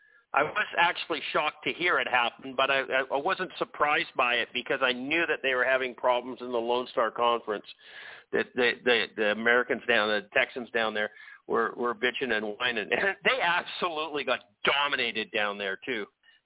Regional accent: Vancouver, British Columbia, Canada; I mean, I'm from Vancouver. Yes, I was at SFU.

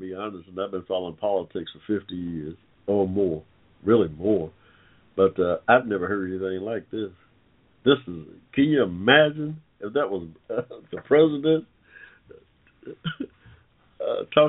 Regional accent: Atlanta, Georgia, United States; I'm from Atlanta, Georgia

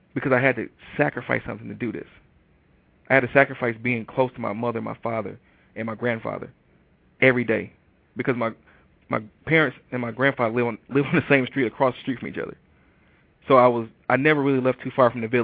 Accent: Detroit, Michigan, United States; moved away as an adult; also born or lived in Ann Arbor, Michigan; now in Atlanta, United States; I moved from Detroit, Michigan to Atlanta, Georgia. You know, I actually moved on my 28th birthday. And I had never really been that far away from home

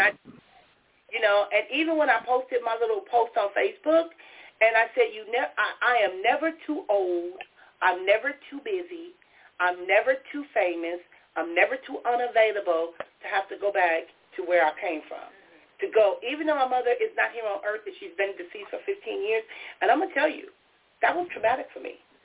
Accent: Compton, California, United States; growing up in Compton

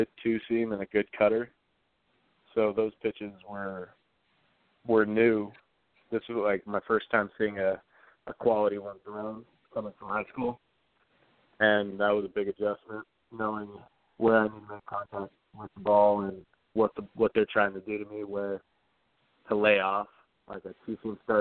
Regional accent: Arizona, United States; I grew up in Arizona my whole life

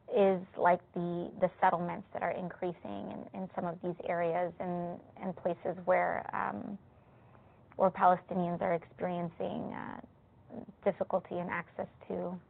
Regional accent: New York City, New York, United States; I come from the South Bronx. I come from a Puerto Rican background

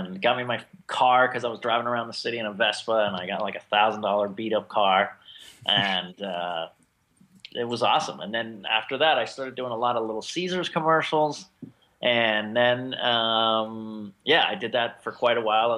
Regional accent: Maryland, United States; moved away as an adult; now in Los Angeles, United States; I grew up in Maryland for 18 years, and I've been here ever since.

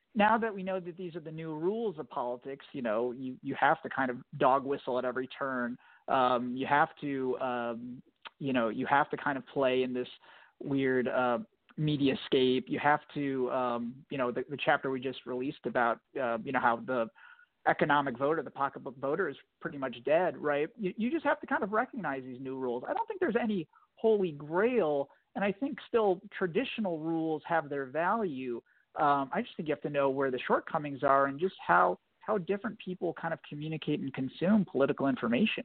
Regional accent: Virginia, United States; I was born and raised in Virginia, and kind of ended up back in Virginia politics

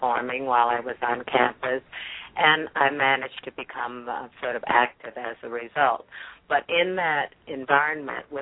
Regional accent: Jacksonville, Florida, United States; growing up in North Florida in Jacksonville

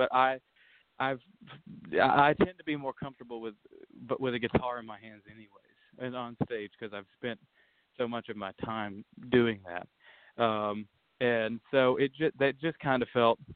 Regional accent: the South, United States; growing up in the South

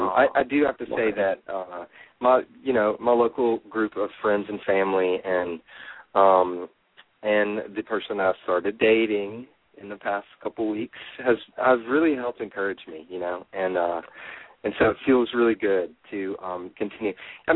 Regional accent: Nashville, Tennessee, United States; because he's from Nashville, and I'm from Nashville, and that's kind of why I started the whole blog, was for the guys here.

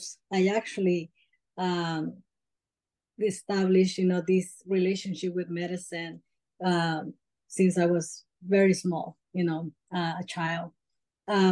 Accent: El Salvador; I'm actually from El Salvador, Central America.

